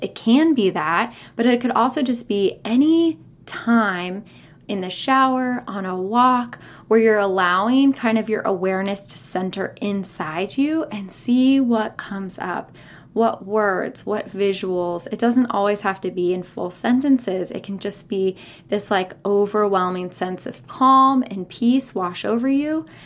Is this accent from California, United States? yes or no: yes; California, United States; moved away as an adult; also born or lived in San Francisco / North Carolina / Raleigh / Chapel Hill; I was born and raised in California